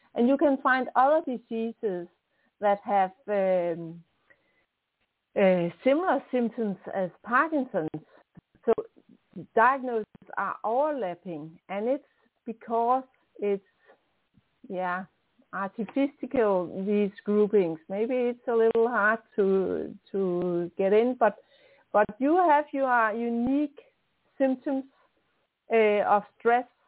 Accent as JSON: {"language": "English", "country": "Denmark", "also_born_or_lived": "near Copenhagen", "accent": "strong Danish", "second_language": "English", "said": "I'm a Dane. I'm in Denmark. That's on top of Germany and uh, close to Sweden. Um, I'm living close to Copenhagen, so I have a strong Danish accent"}